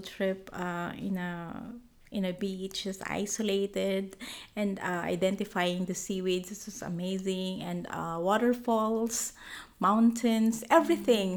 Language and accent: English; Bicol Region, Philippines; moved away; I was born and raised in the Philippines. It's a region called Bicol